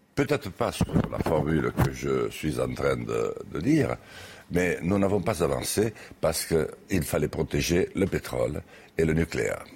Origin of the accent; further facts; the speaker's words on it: Lourdios-Ichère, Nouvelle-Aquitaine, France; moved away; also born or lived in Paris; où j'habite plus, d'ailleurs actuellement plus souvent qu'à lourdes Gichère, mon village natal